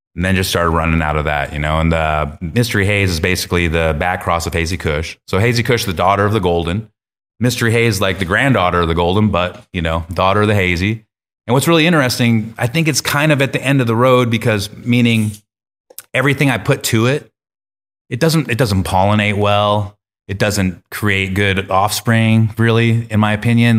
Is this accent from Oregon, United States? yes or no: yes; Eugene, Oregon, United States; I'm from Eugene